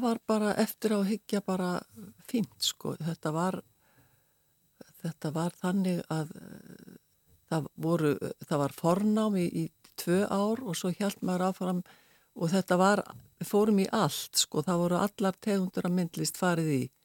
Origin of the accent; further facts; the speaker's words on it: Reykjavík, Capital Region, Iceland; also born or lived in Westfjords / Ísafjörður / Arnarfjörður / Stockholm; Ég er sko fætt og uppalinn í Reykjavík en ég er ætti frá Vestfjörðum